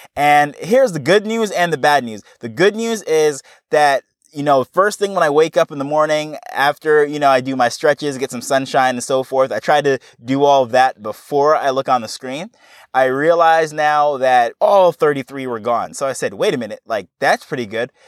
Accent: New York, United States; moved away as an adult; now in Jamaica; I grew up in New York and I have, you know, I went through, actually kindergarten right through college

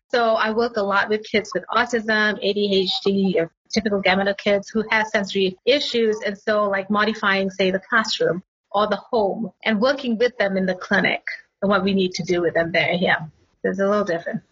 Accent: Malaysia; moved away as an adult; also born or lived in Singapore / Pittsburgh, United States; now in North Carolina, United States; I grew up in Malaysia, but I studied in Singapore most of my life

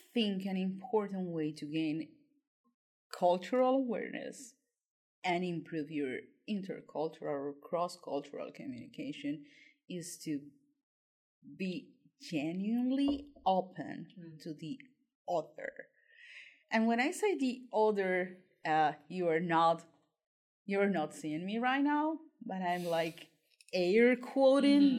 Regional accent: Colombia; moved away as an adult; I'm from Colombia and I'm a tutor for the BCL

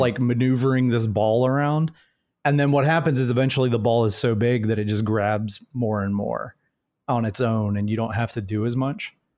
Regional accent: Jacksonville, Florida, United States; I'm actually from Jacksonville, Florida

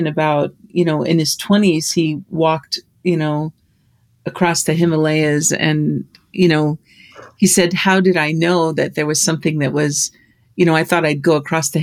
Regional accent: Libby, Montana, United States; moved away; you and I grew up in Libby, Montana

